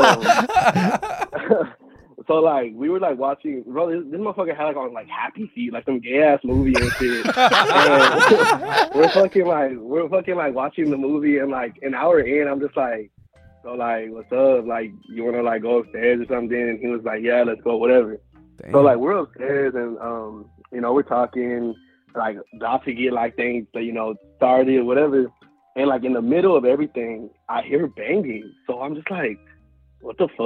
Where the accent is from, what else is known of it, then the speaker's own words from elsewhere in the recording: Houston, Texas, United States; I'm from Houston